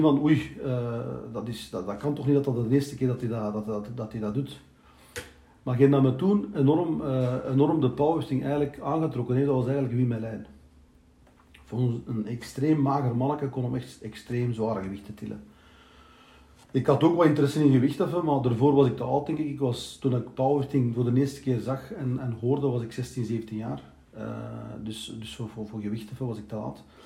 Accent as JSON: {"language": "Dutch", "country": "Belgium", "tie": "born or raised there", "also_born_or_lived": "Turkey (ancestry)", "said": "ik ben eh, geboren hier in België"}